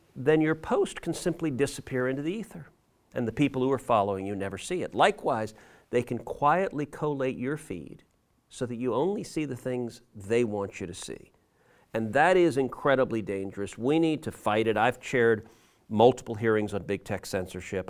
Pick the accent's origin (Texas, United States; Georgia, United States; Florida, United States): Texas, United States; I grew up in Texas.